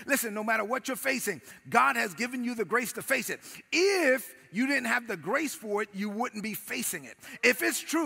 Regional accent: New York City, New York, United States; growing up in Brooklyn

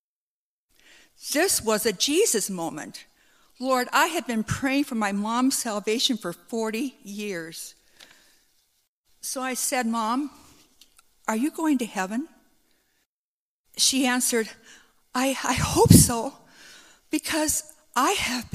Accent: Faulkton, South Dakota, United States; a confused little girl growing up in Faulkton.

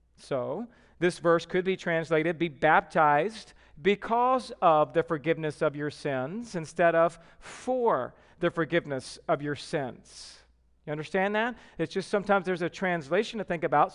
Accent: Georgia, United States; moved away; I'm from Georgia.

